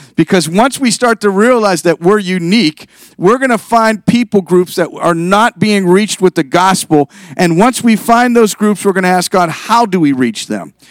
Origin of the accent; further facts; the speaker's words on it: Youngstown, Ohio, United States; moved away as an adult; now in Columbus, United States; I'm originally from Northeast Ohio, from Youngstown